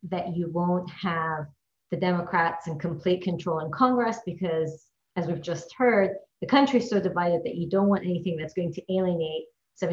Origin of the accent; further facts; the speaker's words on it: Iraq; moved away; I'm originally from Iraq